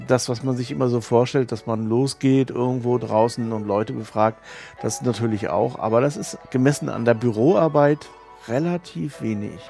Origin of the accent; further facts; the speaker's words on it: Germany; moved away as an adult; also born or lived in Asia; Ich bin an der Ostsee aufgewachsen